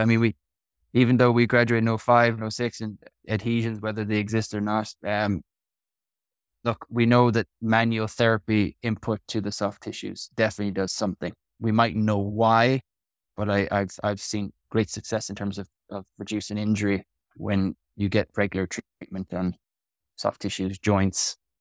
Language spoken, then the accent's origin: English; Kerry, Munster, Ireland; moved away as an adult; also born or lived in Wales / Bristol, England; now in Portlaoise, Ireland; I'm from Kerry, which is southwest